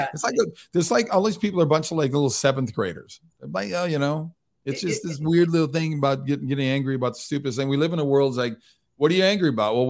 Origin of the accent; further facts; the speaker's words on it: Midwest, United States; now in Hollywood, United States; look, I look at it, I'm from the Midwest. So I think that it's a different sort of outlook when I moved to Hollywood.